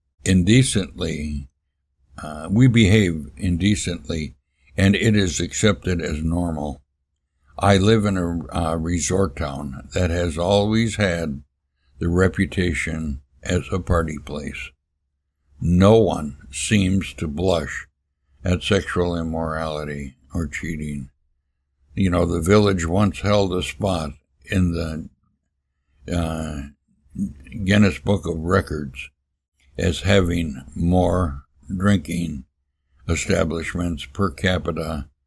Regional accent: Milwaukee, Wisconsin, United States; I was born and raised in Sud City, they called it, the beer capital of the world, Milwaukee, Wisconsin.

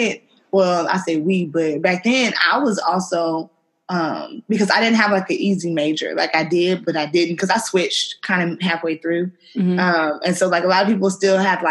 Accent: Houston, Texas, United States; also born or lived in Louisiana; I'm from Houston. By way of Louisiana

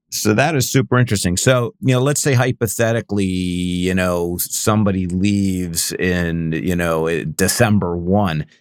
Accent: Cleveland, Ohio, United States; also born or lived in Northern California; now in San Francisco area, United States; I grew up in Cleveland, so I, I know snow

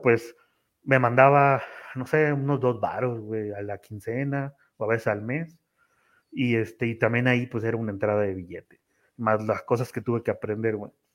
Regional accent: Tampico, Tamaulipas, Mexico; moved away as an adult; now in Mexico City, Mexico; yo soy de Tamaulipas, pero radico en la Ciudad de México

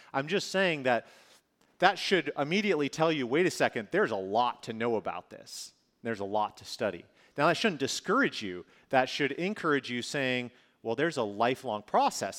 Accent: northern Minnesota, United States; moved away; also born or lived in California; I grew up in Minnesota

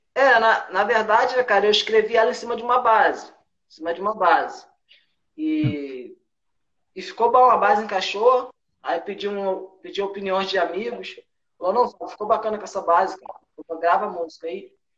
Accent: Rio de Janeiro, Brazil; moved away; A gente, a gente é carioca

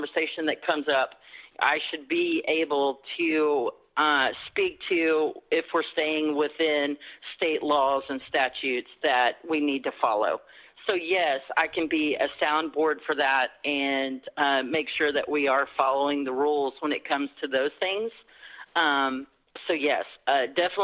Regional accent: Rush Springs, Oklahoma, United States; I'm from Rush Springs. That's where I graduated and went to high school

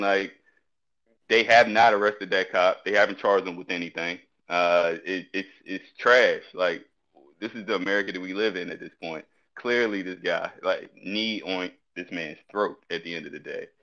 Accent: Petersburg, Virginia, United States; I'm from Petersburg

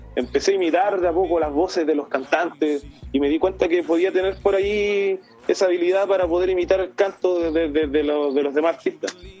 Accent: Ovalle, Coquimbo, Chile; soy originario de Valle, aquí nací, aquí crecí

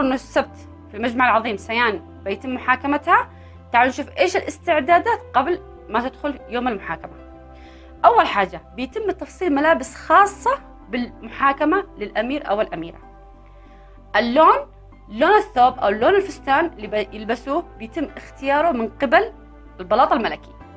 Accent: Yemen; احنا عندنا في اليمن

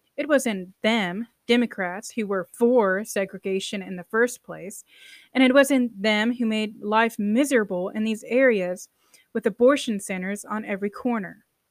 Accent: United States; I'm American, a true American

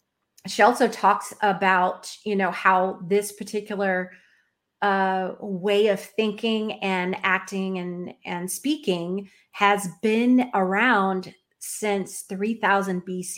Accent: Florida, United States; And I'm from here. I was born in Florida.

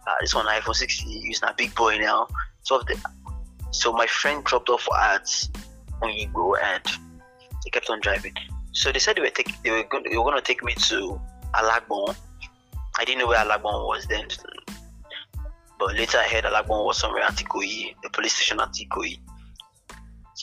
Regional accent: Agbor, Delta, Nigeria; I was from Delta State, Agbo

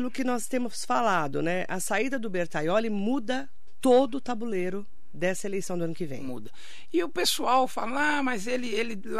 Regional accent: São Paulo, Brazil; O que ele fez é uma coisa para nós que somos da região do Altietê, que votamos nele, eu estou me incluindo porque eu votei nele, 80 mil votos só em Mogi

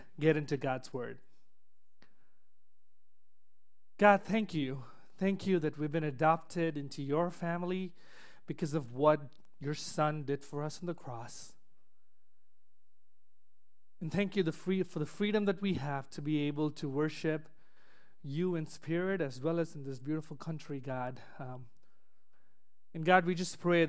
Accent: Chennai, Tamil Nadu, India; moved away as an adult; now in United States; back in my hometown in Chennai, India

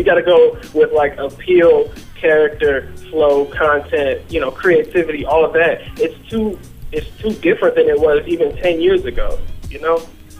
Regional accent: Los Angeles, California, United States; I'm from LA, man.

